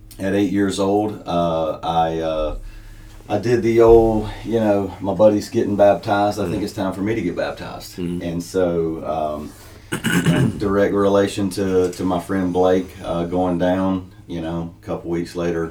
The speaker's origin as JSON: {"language": "English", "town": "Jonesville", "region": "South Carolina", "country": "United States", "tie": "born or raised there", "moved": "as an adult", "lives_now": "Pauline, United States", "said": "I grew up in Jonesville, little community called West Springs, and that's where I grew up in church."}